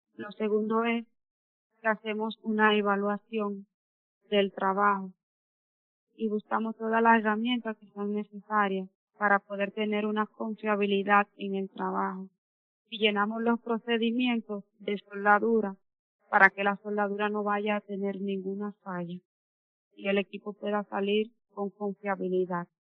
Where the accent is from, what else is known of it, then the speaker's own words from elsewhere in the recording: Piedra Blanca, Monseñor Nouel, Dominican Republic; soy de Pira Blanca, Monseñor Noel